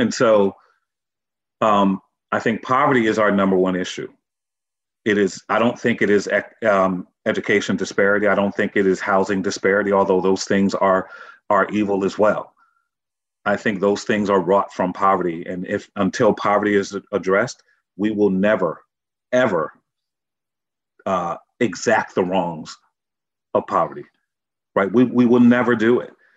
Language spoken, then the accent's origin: English; Norwalk, Connecticut, United States; I'm from Norwalk, Connecticut. And that community center really raised me